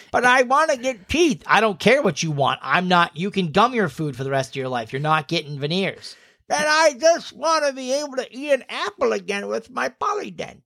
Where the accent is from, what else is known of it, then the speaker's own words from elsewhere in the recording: Connecticut, United States; we're from Connecticut